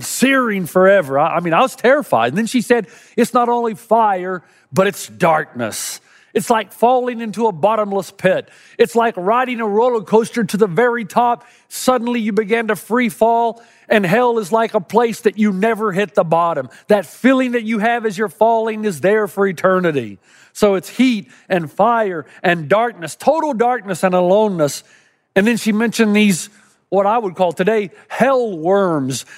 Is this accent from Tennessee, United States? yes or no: yes; Knoxville, Tennessee, United States; Growing up in East Tennessee